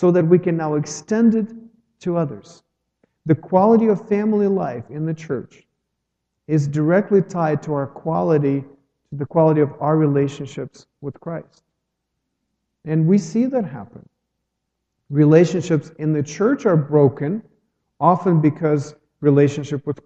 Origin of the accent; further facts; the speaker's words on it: Ukraine; moved away as an adult; now in United States; I'm from Ukraine